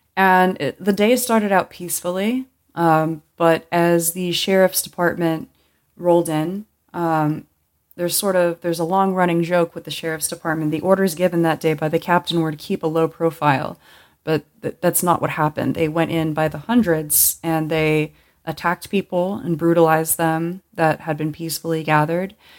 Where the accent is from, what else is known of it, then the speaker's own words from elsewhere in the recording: Los Angeles County, California, United States; I grew up in Los Angeles County, and growing up here